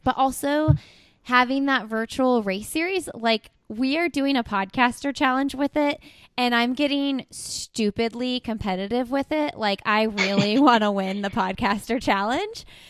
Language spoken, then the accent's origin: English; Indiana, United States; because I'm from Indiana